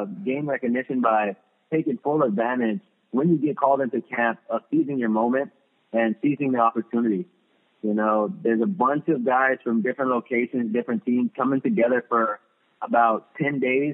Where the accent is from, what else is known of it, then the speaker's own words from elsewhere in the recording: Los Angeles, California, United States; moved away as an adult; also born or lived in Redondo Beach, California; now in Columbus, United States; that was my hometown team